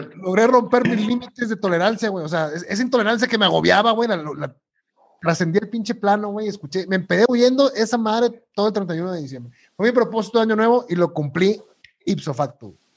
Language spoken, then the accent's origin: Spanish; Mexico; como mexicano